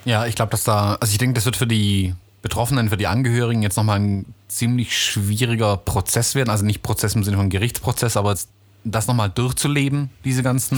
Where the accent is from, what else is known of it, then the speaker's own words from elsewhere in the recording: United States; now in Germany; in meine Heimat, in die USA